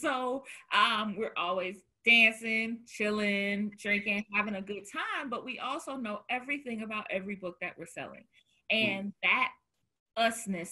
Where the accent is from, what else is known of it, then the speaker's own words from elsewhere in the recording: the South, United States; now in Chicago, United States; I'm from the South.